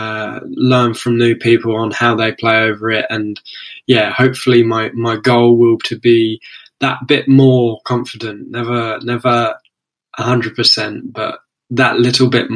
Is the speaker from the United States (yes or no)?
no; London, United Kingdom; I'm from London, United Kingdom